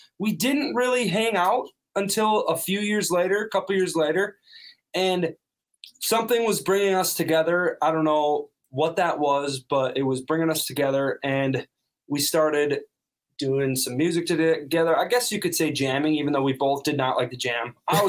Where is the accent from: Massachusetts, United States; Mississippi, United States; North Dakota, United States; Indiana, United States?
North Dakota, United States; moved away; Him and I are from North Dakota. He doesn't count because he doesn't really have an accent. But when I'm home, my accent really starts flying.